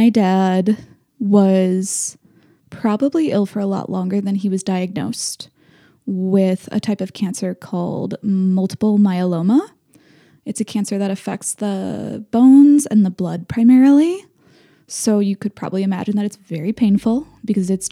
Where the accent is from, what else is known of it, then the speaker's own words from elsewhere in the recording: Minneapolis, Minnesota, United States; moved away; also born or lived in France; growing up in Minneapolis